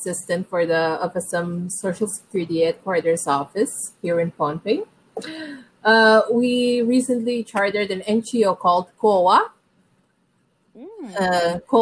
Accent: Pohnpei, Micronesia; born and raised in Pohnpei.

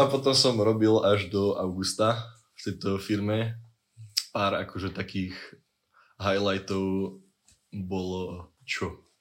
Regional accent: Liptovská Teplá, Žilina Region, Slovakia; moved away; pochádzam áno z Liptovskej hod, je Liptovská teplá, stred vesmíru a vlastne všetkého najväčšia metropola Liptova, blízko Ružomberka

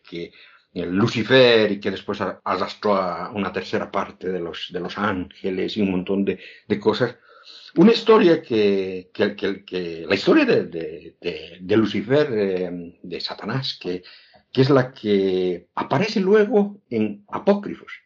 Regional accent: Oruro, Bolivia; soy de Oruro, Oruro, mi ciudad natal

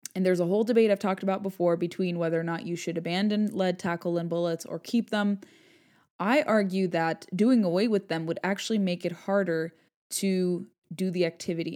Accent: Southern California, United States; I grew up in Southern California

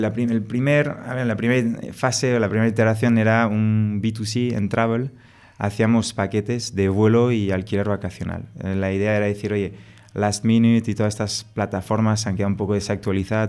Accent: France; Spanish is a second language; moved away as an adult; now in Spain; Yo soy franco-español, eh, me crié en Francia, por eso me, pegué este acento.

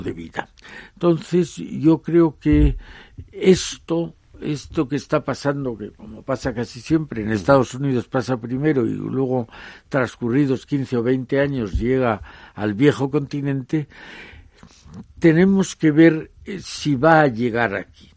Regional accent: Spain; soy europeo y que soy español

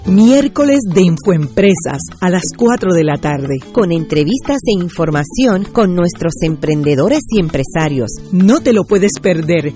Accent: Puerto Rico; los mismos puertorriqueños que somos ciudadanos de los Estados Unidos

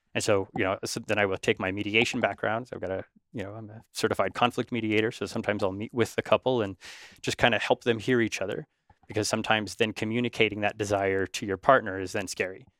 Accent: Northern California, United States; growing up in Northern California

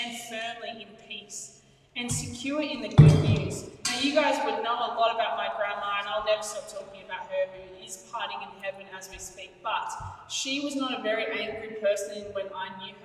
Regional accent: Canberra, Australian Capital Territory, Australia; now in Sydney, Australia; Where I grew up in Canberra, we had little cockroaches, like normal humans. And then we came to Sydney

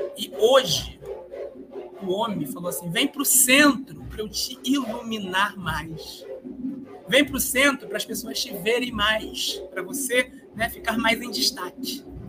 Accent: Niterói, Rio de Janeiro, Brazil; Eu sou de Niterói, uma cidade do outro lado do oceano, ou seja, do outro lado da Baía de Guanabara, no Rio de Janeiro, também na região metropolitana. Então, esse é o território de onde eu nasci, ainda vivo

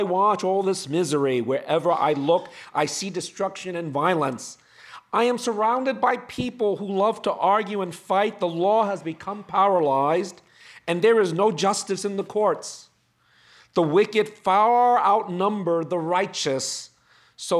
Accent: New York, United States; I'm from New York

